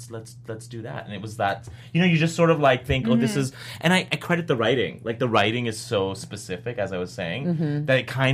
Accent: Canada; I'm Canadian

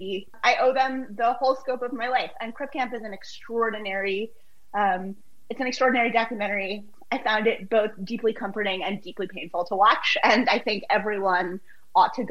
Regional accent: United States; I'm American

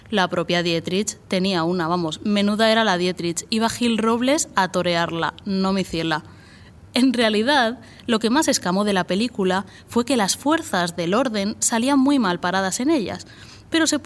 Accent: Albacete, Castilla-La Mancha, Spain; accent: Albacete; con mi acento de Albacete

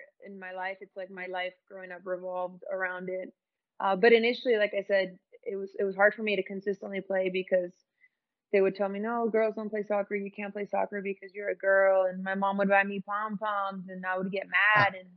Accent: Santa Ana, California, United States; also born or lived in Moreno Valley, California; I was born in Santa Ana, California, from the OC

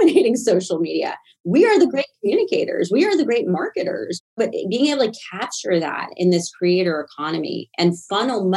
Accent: Nashville, Tennessee, United States; moved away; I was from Nashville, Tennessee

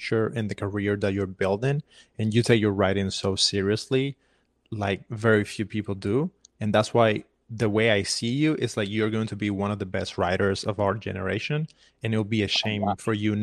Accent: Havana, Cuba; moved away as an adult; now in United States; I'm a Cuban filmmaker. I was born and raised in Havana

